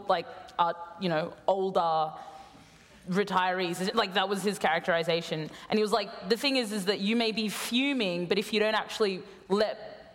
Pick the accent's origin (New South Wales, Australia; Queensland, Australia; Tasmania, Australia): Queensland, Australia; my home state of Queensland